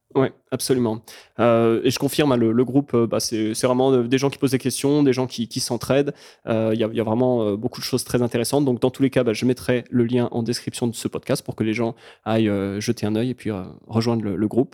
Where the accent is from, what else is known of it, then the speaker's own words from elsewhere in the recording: France; en tant que Français